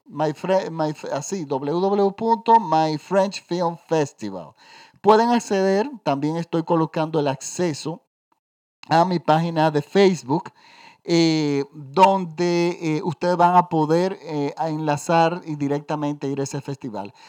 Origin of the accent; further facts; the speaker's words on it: Dominican Republic; en mi país, yo vivo en la República Dominicana